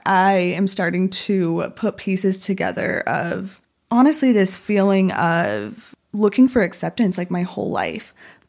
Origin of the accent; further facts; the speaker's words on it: Spanish Fork, Utah, United States; born there; Yeah. So I was born in Spanish Fork.